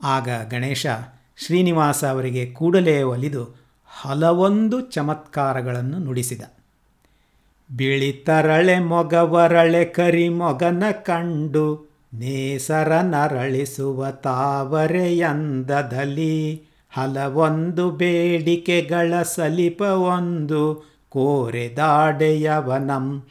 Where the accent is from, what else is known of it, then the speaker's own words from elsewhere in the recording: Kannadiga, Karnataka, India; ನಾವು ಕನ್ನಡಿಗರು